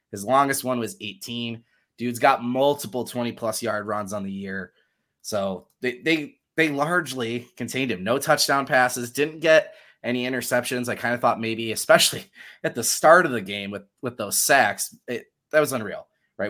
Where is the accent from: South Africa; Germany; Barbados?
Germany; moved away; I was born in Germany, and I lived in Germany